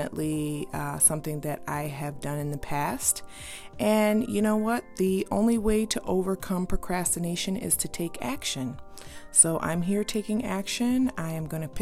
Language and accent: English; United States; being an American, living in this state